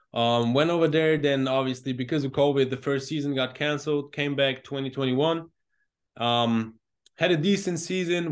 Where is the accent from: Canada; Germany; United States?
Germany; growing up in Germany, obvious-, obviously football is not the main sport